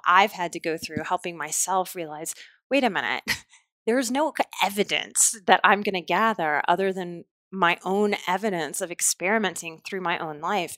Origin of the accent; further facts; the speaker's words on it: New Orleans, Louisiana, United States; I'm from New Orleans